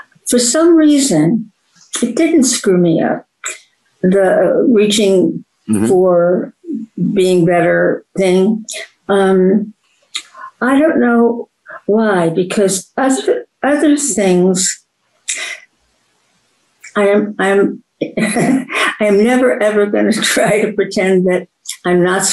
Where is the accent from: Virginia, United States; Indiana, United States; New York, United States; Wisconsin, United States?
New York, United States; Cedarhurst; I grew up outside of New York, suburb Cedarhurst